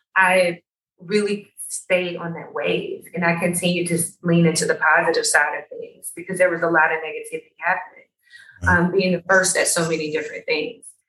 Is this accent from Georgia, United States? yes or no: yes; Atlanta, Georgia, United States; being African American from Atlanta and educated in fashion world